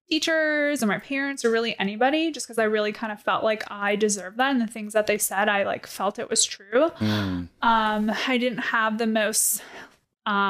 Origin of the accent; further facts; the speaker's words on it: Wisconsin, United States; I grew up in Wisconsin